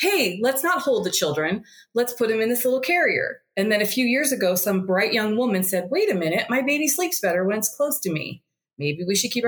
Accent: United States; moved away; being an American

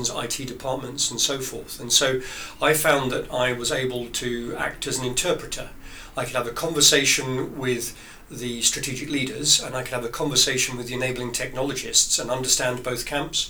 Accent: Marlow, South East England, United Kingdom; moved away as an adult; also born or lived in France / Germany / Belgium; I grew up in Marlow on the whole, although we had fairly itinerant lifestyle after that.

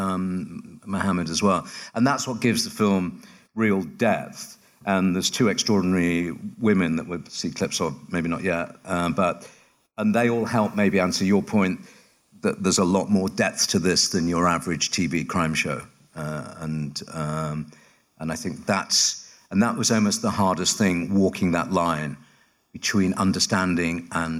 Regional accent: United Kingdom; I work in London, I'm British

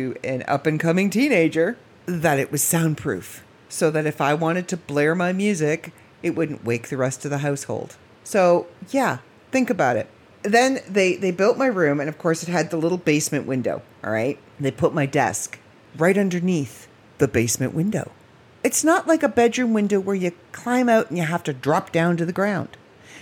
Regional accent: Midland, Ontario, Canada; also born or lived in Barrie, Ontario / Port McNicoll, Ontario; we moved from Barrie to Midland

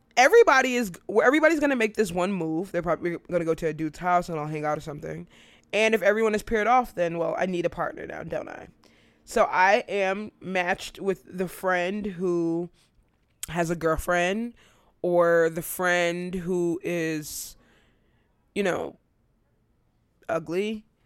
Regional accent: United States; America is what I know. I'm American.

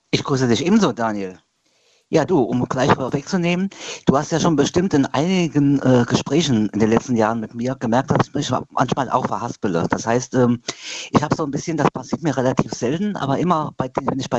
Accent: Queidersbach, Rhineland-Palatinate, Germany; Ähm, aus Quaidersbach.

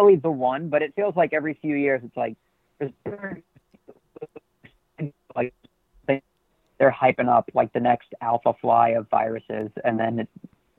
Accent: Nassau County, New York, United States; I'm from Nassau County.

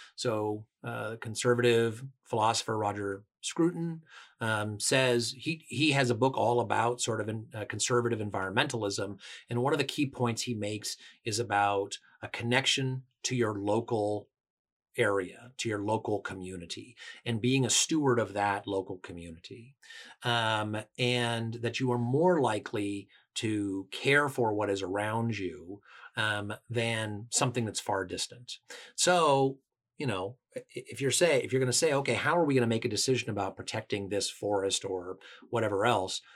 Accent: Washington, United States; I come from Washington State, which is a very, uh, environmentally oriented state

